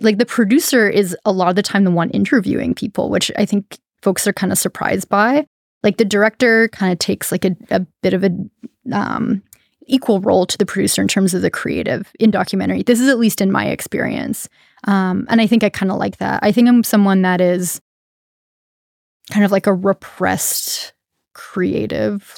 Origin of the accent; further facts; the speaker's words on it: Canada; now in Humboldt, United States; as a Canadian